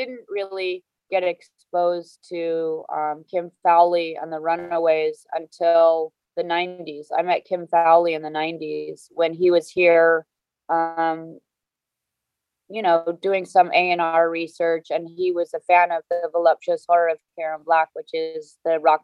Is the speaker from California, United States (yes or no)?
yes; Southern California, United States; moved away as an adult; now in New York City, United States; growing up in Southern California